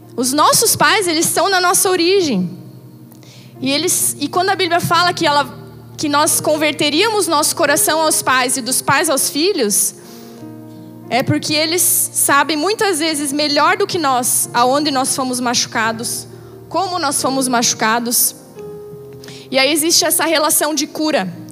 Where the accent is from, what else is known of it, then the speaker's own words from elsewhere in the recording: Brazil; como brasileiros natos que nós somos